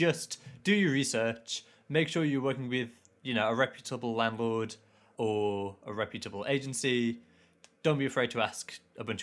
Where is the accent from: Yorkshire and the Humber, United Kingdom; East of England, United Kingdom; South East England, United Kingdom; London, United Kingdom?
Yorkshire and the Humber, United Kingdom; Leeds; I grew up in Leeds